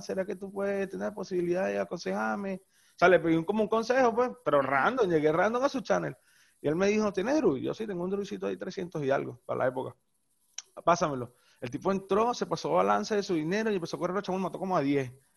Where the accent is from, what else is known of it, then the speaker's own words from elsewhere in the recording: La Guaira, Venezuela; yo soy de La Guaira